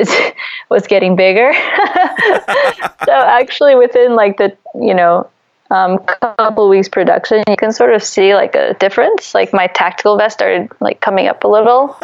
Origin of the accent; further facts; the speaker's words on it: D.C., Virginia, United States; moved away as an adult; also born or lived in Beijing, China / Philippines / Taiwan; now in Philippines / Taiwan; I grew up in near Washington, D.C.